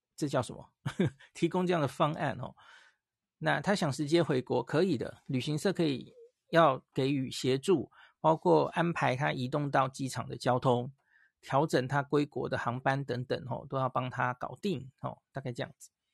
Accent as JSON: {"language": "Chinese", "country": "Taiwan", "said": "我从台湾就带了一些，这些感冒药去了哈"}